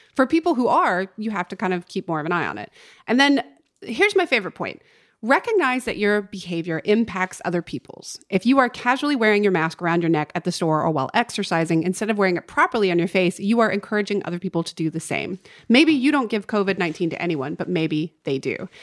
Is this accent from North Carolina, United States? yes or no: yes; North Carolina, United States; moved away as an adult; now in Los Angeles, United States; my hometown in North Carolina.